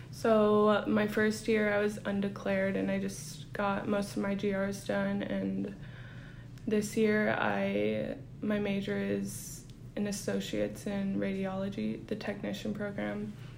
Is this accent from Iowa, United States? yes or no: no; Kotzebue, Alaska, United States; I'm from Kotzebue, Alaska